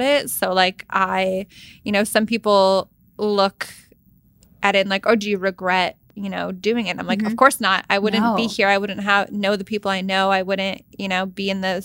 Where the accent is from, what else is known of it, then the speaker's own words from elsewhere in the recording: Canada; moved away; I'm from Canada. Like, I don't live here